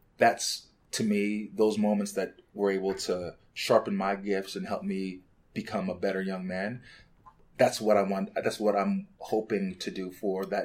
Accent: Canada; moved away as an adult; also born or lived in Lagos, Nigeria; now in Chicago, United States; we moved to Canada when I was 4 years old.

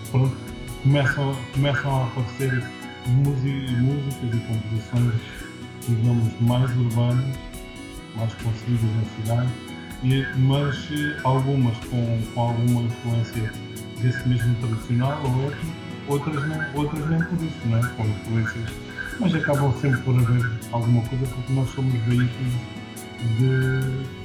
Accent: Angola; now in Portugal; Nasci em Angola, uma grande parte, de, digamos, da minha vida tem sido feita em Portugal

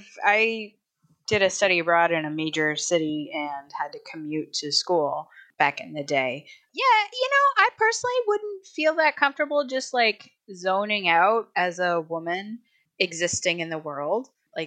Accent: Houston, Texas, United States; now in Rochester, United States; I grew up in Houston

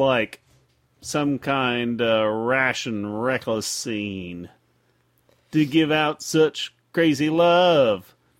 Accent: Indiana, United States; I'm from Indiana.

